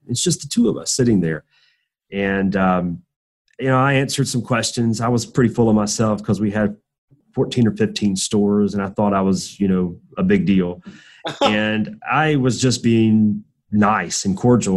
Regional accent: Southwest Georgia, United States; I'm from Southwest Georgia, which is uh, probably very foreign to you, but it's just trust me, it's in the middle of nowhere. It's uh, super southern, very rural

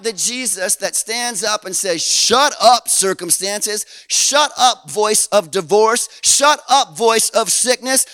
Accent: Canada; we're Canadian

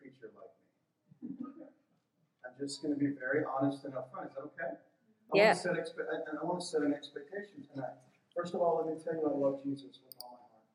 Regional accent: Texas, United States; I'm from Texas too

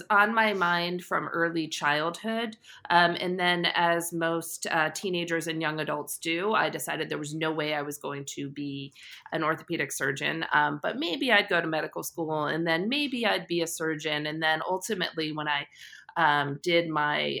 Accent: Short Hills, New Jersey, United States; So I'm a Jersey girl. I grew up in Short Hills, New Jersey.

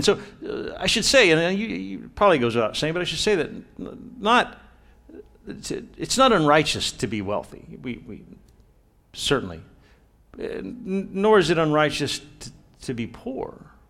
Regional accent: Brownsville, Texas, United States; I grew up in Brownsville, Homer Hanna High, 18 years old. I graduated and left, and I was gone for a long time.

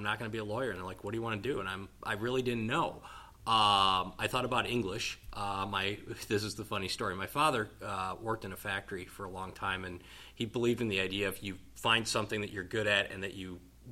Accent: Wisconsin, United States; also born or lived in Muncie, Indiana / Columbia, Missouri; Born and raised in Wisconsin, spent many a days eating cheese curds and shoveling snow

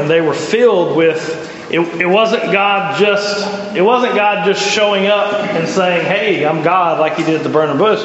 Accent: the South, United States; accent: Southern; I have some kind of crazy Southern accent

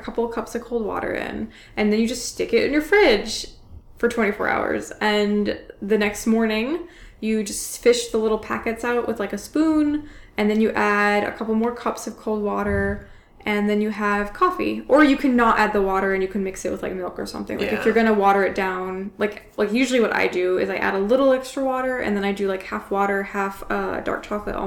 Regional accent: the South, United States; moved away as an adult; now in Chicago, United States; I'm from the South

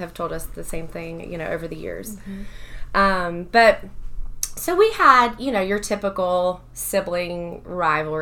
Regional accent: Athens, Georgia, United States; I grew up here in Athens, lived here my whole life.

